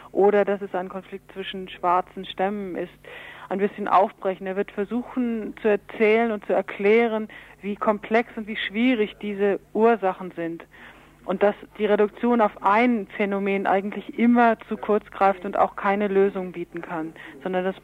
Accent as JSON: {"language": "German", "region": "Berlin", "country": "Germany", "said": "Ich komme aus Berlin vom Weltfriedensdienst"}